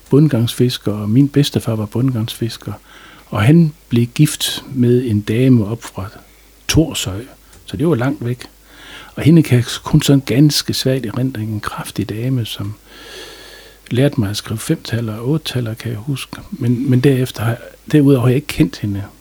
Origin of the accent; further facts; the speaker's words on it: Aalbæk, North Denmark Region, Denmark; Jamen, jeg er født i 1955 oppe i, på Centralvej i en lille toværelses lejlighed, som mine forældre havde.